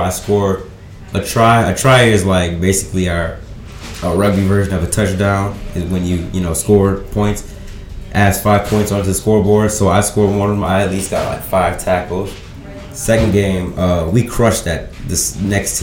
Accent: United States; my home country, USA

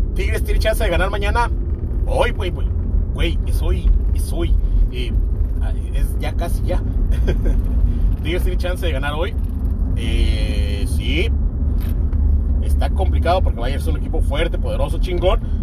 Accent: Mexico; los que somos mexicanos y de los alrededores

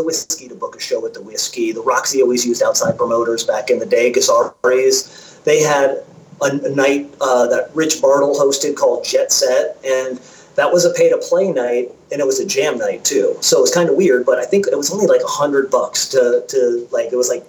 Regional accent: Connecticut, United States; moved away as an adult; also born or lived in Los Angeles; we're from Connecticut

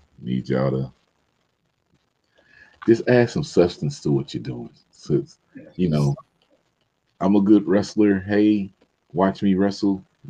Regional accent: Indianapolis, Indiana, United States; y'all know I'm from Indianapolis

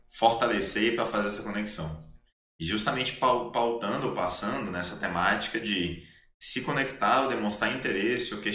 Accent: Minas Gerais, Brazil; Então, assim, quando eu falo para ela que eu sou mineiro

